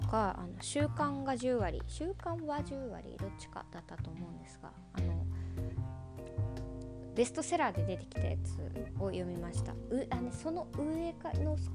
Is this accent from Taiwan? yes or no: no; United States; born there; とアメリカで生まれたんですけど